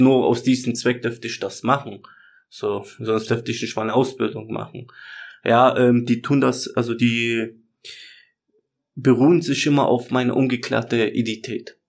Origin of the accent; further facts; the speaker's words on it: Germany; also born or lived in Chemnitz; ich bin hier geboren, ich kenne die Kultur, also ich habe hier meinen Freundeskreis